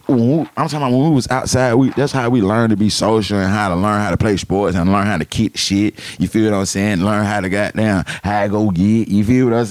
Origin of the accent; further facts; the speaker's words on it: Atlanta, Georgia, United States; growing up in Atlanta when we was kids